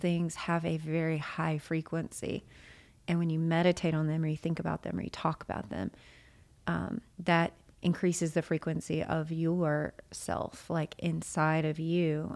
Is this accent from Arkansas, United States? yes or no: yes; Jonesboro, Arkansas, United States; moved away as an adult; also born or lived in Nashville, Tennessee; now in Jonesboro, United States; I grew up in Arkansas